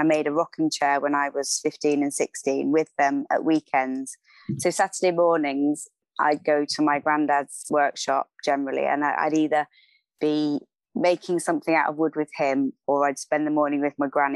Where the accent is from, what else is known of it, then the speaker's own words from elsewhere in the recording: Cambridge, East of England, United Kingdom; also born or lived in Oxfordshire; I grew up in Cambridge